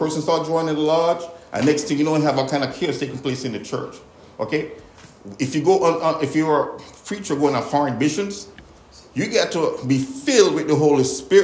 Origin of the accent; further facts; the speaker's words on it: Jamaica; growing up in Jamaica